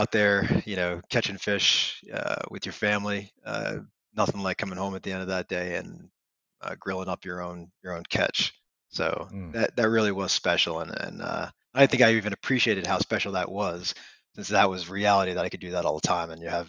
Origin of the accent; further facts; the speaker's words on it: Long Island, New York, United States; I grew up on Long Island.